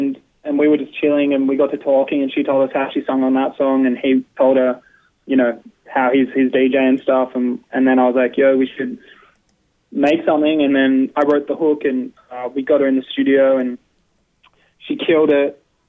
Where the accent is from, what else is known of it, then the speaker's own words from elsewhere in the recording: Byron Bay, New South Wales, Australia; now in Melbourne, Australia; when I grew up there, I'm 25 now. So when I was growing up in Byron, it was a huge hardcore scene in Byron